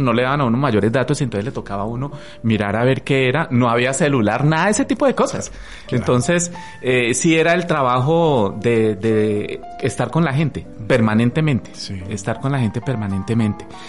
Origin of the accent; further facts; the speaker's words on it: Armero, Tolima, Colombia; also born or lived in Bogotá; now in Ibagué, Colombia; yo soy de Armero. ¿Sí? Yo nací en Armero